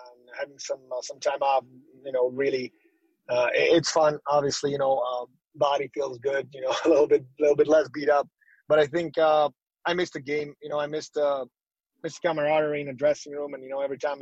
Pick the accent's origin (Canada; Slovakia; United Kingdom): Slovakia; moved away; where I'm from, Slovakia